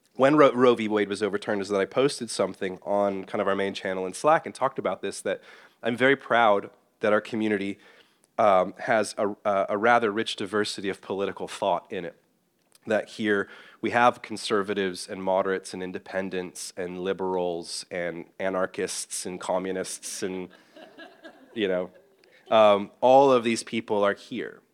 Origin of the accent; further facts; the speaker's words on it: Northern Ireland, United Kingdom; now in United States; someone from Northern Ireland, which has its own kind of tricky political situation, as many of you would know in my home country